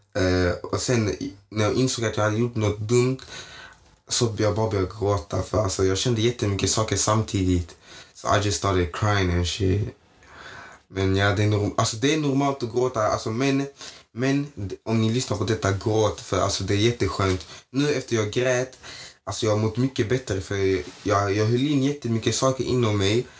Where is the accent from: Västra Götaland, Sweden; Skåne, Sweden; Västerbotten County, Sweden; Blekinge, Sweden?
Skåne, Sweden; Malmö; jag är uppväxt i Nydala i Malmö